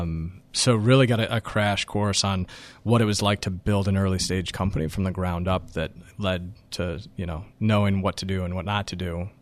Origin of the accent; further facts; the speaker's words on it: about an hour north of Denver, Colorado, United States; now in New York, United States; my hometown, which, again, is about an hour north of, of, of Denver and Colorado